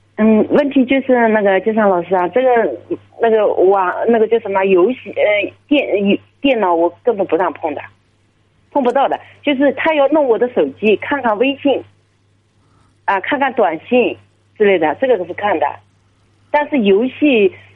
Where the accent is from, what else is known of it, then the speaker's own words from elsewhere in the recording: Jiangsu, China; 我是江苏的